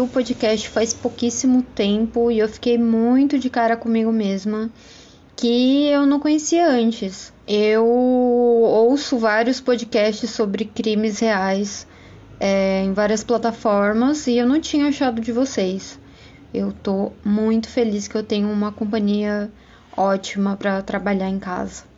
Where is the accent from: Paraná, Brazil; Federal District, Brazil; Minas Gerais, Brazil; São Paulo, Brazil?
Paraná, Brazil; Foz do Iguaçu; eu sou de Foz do Iguaçu, Paraná